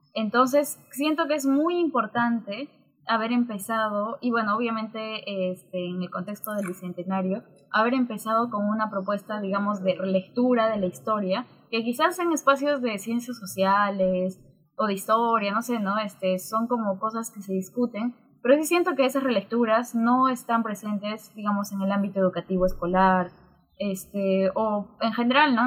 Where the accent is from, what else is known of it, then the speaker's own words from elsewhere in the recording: Juliaca, Puno, Peru; also born or lived in Cusco; now in Lima, Peru; yo crecí en Juliaca